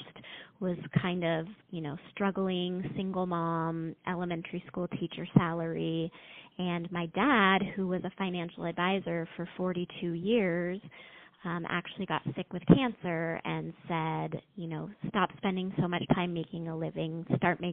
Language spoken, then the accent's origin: English; Los Angeles, California, United States; moved away as an adult; also born or lived in Boulder, Colorado; now in Las Vegas, United States; I grew up in Los Angeles